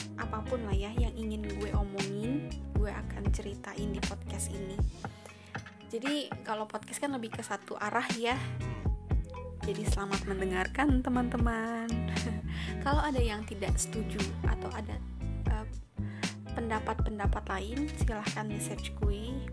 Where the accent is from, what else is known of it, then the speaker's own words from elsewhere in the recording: Bogor, West Java, Indonesia; gue orang Bogor, berasal dari Bogor, Jawa Barat, Indonesia